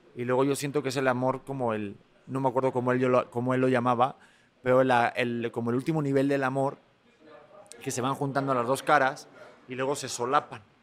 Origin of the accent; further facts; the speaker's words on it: Spain; accent: Spanish; mi acento español